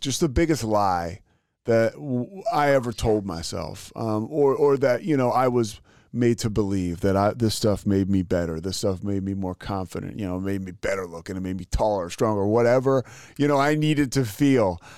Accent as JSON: {"language": "English", "area": "outside Philly", "region": "Pennsylvania", "country": "United States", "tie": "born or raised there", "said": "I grew up right outside Philly"}